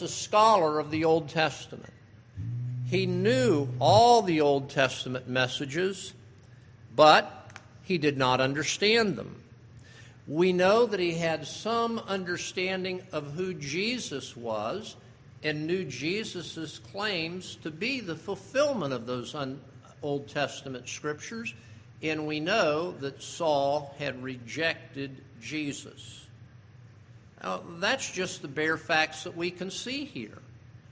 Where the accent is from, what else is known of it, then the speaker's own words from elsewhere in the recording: South Florida, United States; I'm growing up in South Florida